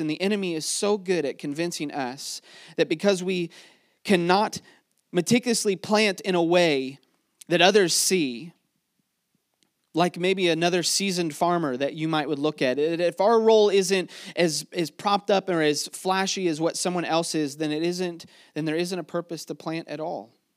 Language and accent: English; Mechanicsville, Virginia, United States; before we are, uh, from Mechanicsville or before we're from Virginia or before we're Americans